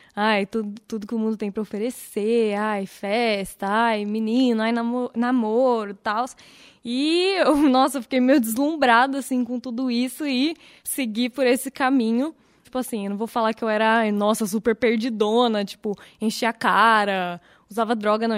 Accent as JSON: {"language": "Portuguese", "town": "Vinhedo", "region": "São Paulo", "country": "Brazil", "tie": "born or raised there", "said": "Eu vim para Vinhedo, na verdade eu nasci em São Paulo. Eu vim para Vinhedo com dois anos"}